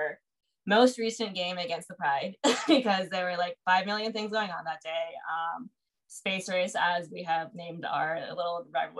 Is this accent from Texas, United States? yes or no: yes; Houston, Texas, United States; born or raised there